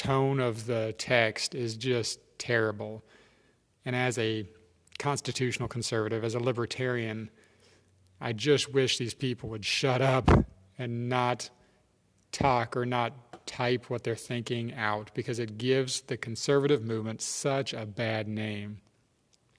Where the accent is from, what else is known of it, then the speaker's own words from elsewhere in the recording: United States; as an American